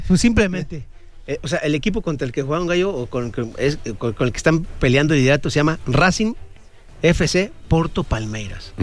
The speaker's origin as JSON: {"language": "Spanish", "country": "Mexico", "said": "como mexicanos"}